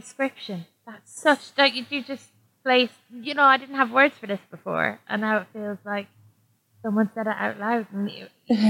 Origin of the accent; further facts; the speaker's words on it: Ireland; now in London, United Kingdom; I live in London at the moment, and I went back to Ireland in August